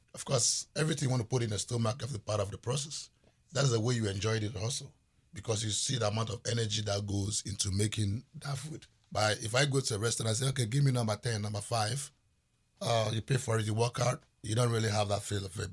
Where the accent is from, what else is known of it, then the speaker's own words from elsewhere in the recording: Volta, Ghana; also born or lived in Seattle; I was raised in the Volta region